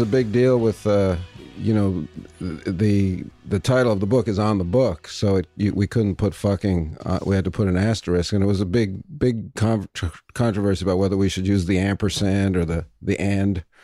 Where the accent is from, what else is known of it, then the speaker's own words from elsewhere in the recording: New York, United States; moved away; also born or lived in Vancouver; I'm from New York